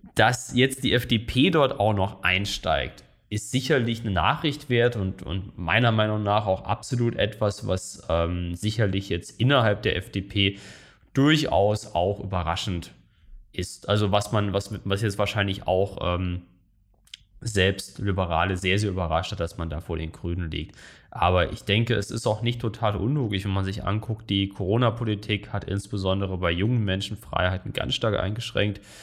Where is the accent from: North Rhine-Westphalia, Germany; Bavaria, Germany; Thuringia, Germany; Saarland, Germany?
Saarland, Germany; in meinem Heimatland im Saarland